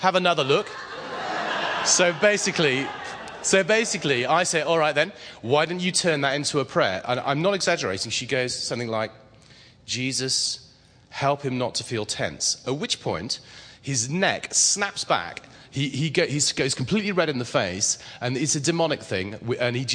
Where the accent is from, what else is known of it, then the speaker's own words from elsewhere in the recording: England, United Kingdom; I'm English